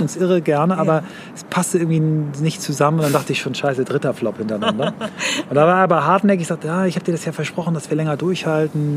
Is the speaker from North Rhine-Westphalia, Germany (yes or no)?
no; Kiel, Schleswig-Holstein, Germany; Ich bin in Kiel aufgewachsen, ähm, in wechselnden Stadtteilen da.